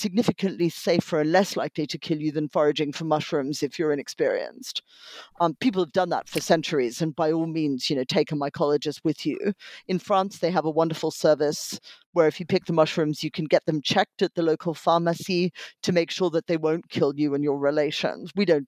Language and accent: English; Australia; born or raised there